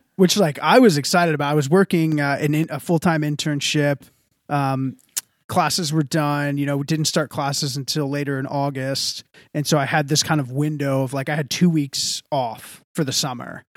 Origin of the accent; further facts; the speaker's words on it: Texas, United States; I'm from the South. I'm from Texas